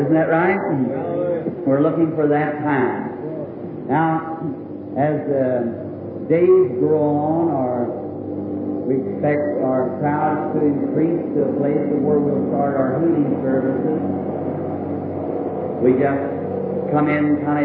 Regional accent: Ireland; me being an Irishman

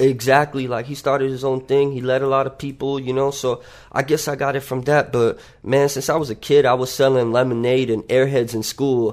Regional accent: North Miami Beach, Florida, United States; also born or lived in Tarrytown, New York; I grew up in North Miami Beach

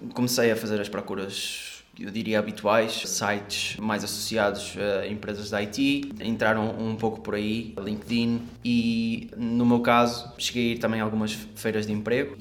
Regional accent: Porto, Norte, Portugal; sou daqui do Porto

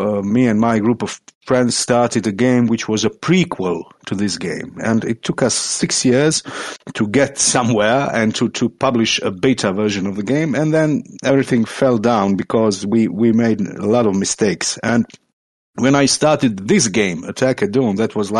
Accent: Croatia; I'm from Croatia, that's in Europe

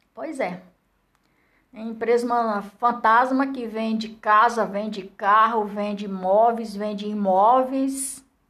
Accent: Barro Branco, near Pentecoste, Ceará, Brazil; moved away as an adult; also born or lived in Cerquinha, near Pentecoste; now in Brasília, Brazil; Nasci lá na Seriquinha, me criei em Barro Branco. Aí depois casei, fui andando, andando, crescendo e agora estou aqui em Brasília.

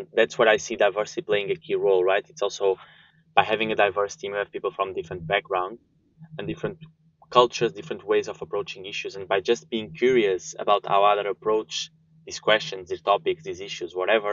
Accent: Porto, Norte, Portugal; moved away as an adult; also born or lived in Sweden; now in Germany; I was born and raised in Porto, studied there and the whole school system and then also university.

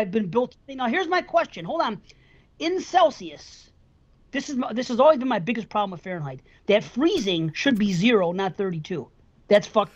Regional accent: United States; I was born here

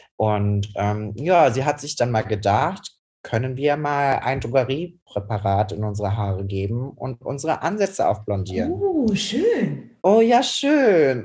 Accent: Cologne, North Rhine-Westphalia, Germany; ich bin 26 Jahre alt, ich bin aus Köln und ich bin leidenschaftlicher Friseur

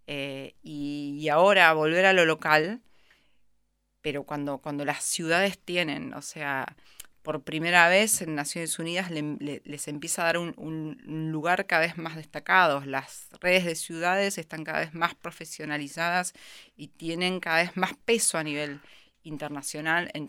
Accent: Argentina; Creo que a nosotros como argentinos y a mí como profesional de la cooperación internacional también nos pegó muy fuerte

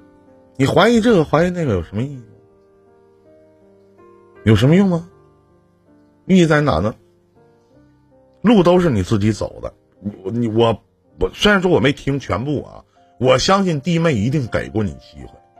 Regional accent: Northeast China, China; accent: Northeastern dialect; 用我们东北话来讲，

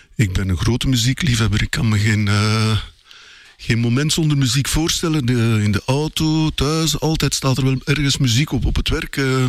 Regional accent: Belgium; wij als Belgen

